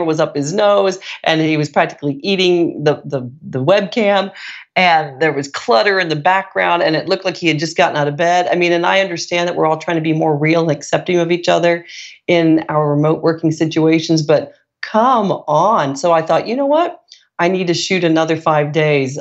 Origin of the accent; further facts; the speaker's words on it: Italy; I was from Italy